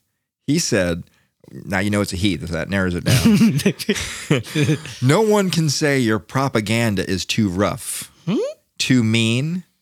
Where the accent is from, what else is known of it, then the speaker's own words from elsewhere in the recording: Florida, United States; now in Washington, United States; I'm from Florida.